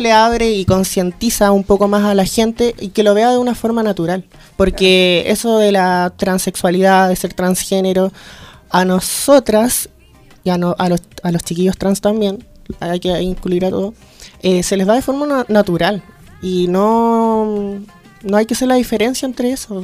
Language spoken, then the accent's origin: Spanish; Coquimbo, Chile; moved away; also born or lived in Santiago; yo soy de Coquimbo, entonces me vine a Santiago